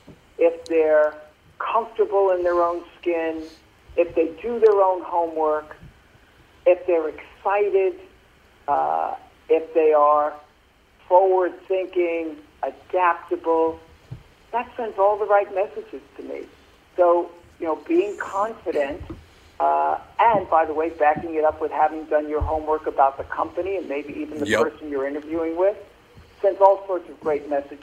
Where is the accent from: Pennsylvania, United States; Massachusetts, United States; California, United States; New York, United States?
New York, United States; Brooklyn; Well, I grew up in Brooklyn, New York.